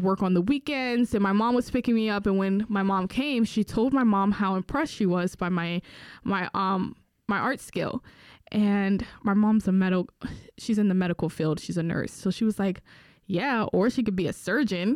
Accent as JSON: {"language": "English", "town": "Newark", "region": "New Jersey", "country": "United States", "tie": "born or raised there", "said": "I grew up in Newark"}